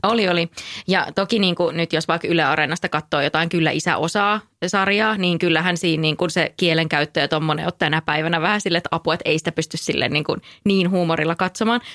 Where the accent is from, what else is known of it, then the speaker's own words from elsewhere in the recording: North Karelia, Finland; mä itse kotosin siis Pohjois-Karjalasta